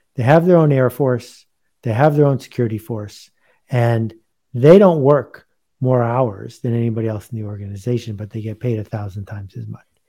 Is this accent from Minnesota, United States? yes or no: no; Buffalo, New York, United States; I grew up in Buffalo, badly playing ice hockey.